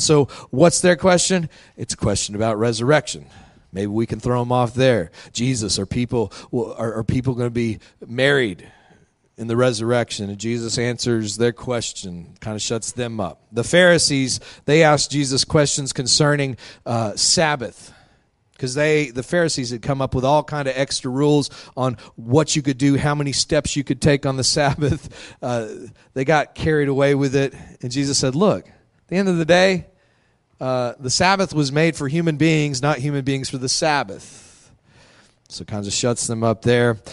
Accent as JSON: {"language": "English", "town": "Midland", "region": "Texas", "country": "United States", "tie": "born or raised there", "said": "I grew up out in Midland, Texas"}